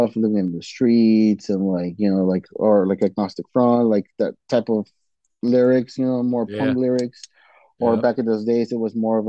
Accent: Mexico City, Mexico; now in Chicago, United States; I was born in Mexico. I was born in Mexico City.

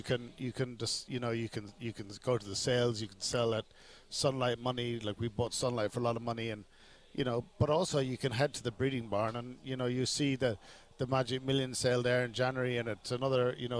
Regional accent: Ireland; now in Australia; I grew up in Ireland, and we've obviously got the farm in Ireland

